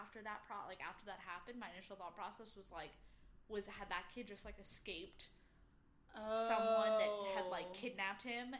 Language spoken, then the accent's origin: English; Bermuda; So the home I grew up in Bermuda, we were in a neighborhood